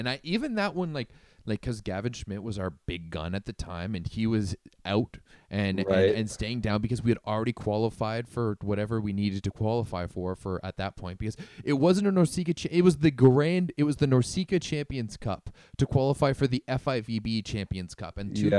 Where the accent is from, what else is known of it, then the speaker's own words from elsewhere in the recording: Ottawa, Ontario, Canada; I grew up in Ottawa.